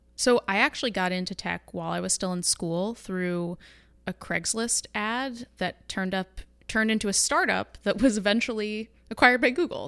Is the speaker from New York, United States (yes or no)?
yes; New York, United States; moved away as an adult; also born or lived in Manhattan / Los Angeles; now in San Francisco, United States; I hail from New York